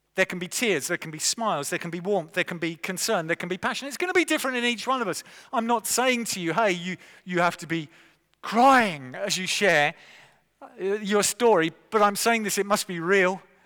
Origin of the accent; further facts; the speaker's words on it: England, United Kingdom; I'm an Englishman, okay? Though my dad was a Scot and granddad are Scot and all the generations prior to that, I was born and raised in England